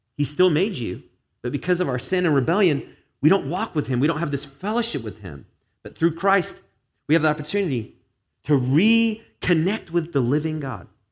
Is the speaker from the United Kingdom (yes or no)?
yes; England, United Kingdom; now in United States; I grew up in England, British family